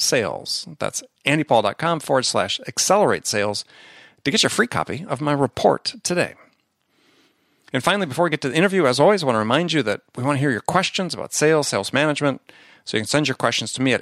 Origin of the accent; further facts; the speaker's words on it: Midwest, United States; also born or lived in New York; now in San Diego, United States; I grew up in the Midwest